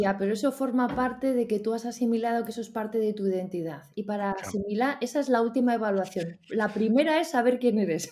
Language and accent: Spanish; Spain; qué tenemos en España